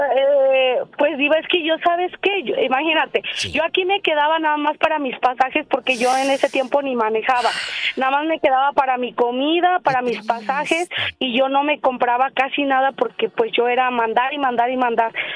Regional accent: Monterrey, Nuevo León, Mexico; also born or lived in Michigan / Florida; now in Indiana, United States; yo soy de Monterrey.

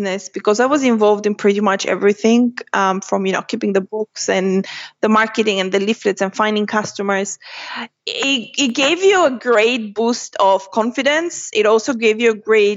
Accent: Greece; moved away as an adult; also born or lived in Bulgaria / United Kingdom; now in Doha, Qatar; I was born in Bulgaria. I was raised in Greece, and I have lived in the UK. And I literally turned 30 in December, and I have 10 years in each country.

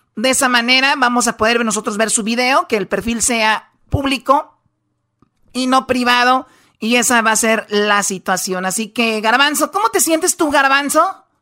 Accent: Mexico; somos mexicanos

